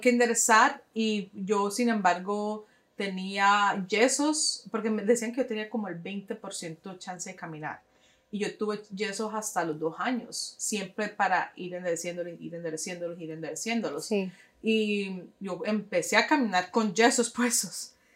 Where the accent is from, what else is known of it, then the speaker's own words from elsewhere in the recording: New York, United States; moved away as an adult; also born or lived in Boston / West Palm Beach, Florida / Cali, Colombia (parents); now in Jacksonville, United States; Nací en Nueva York